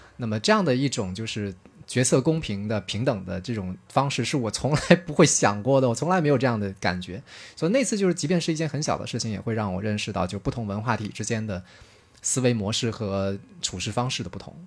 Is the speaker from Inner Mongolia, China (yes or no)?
no; Guangdong, China; 我自己是一个农村长大的孩子， 呃，大家一般都认为好像生活在广东，那肯定都是这个，都觉得广东是个富庶之地嘛，对吧？ 都觉得是肯定生活水平是不差的。 呃，但是特别不巧，嗯，我自己所在的那个县是整个广东省的十六个贫困县里面的倒数第二名。 然后，呃，我所在的那个镇，或者是这个镇子里的村子，又是这个县里面其中最贫穷的之一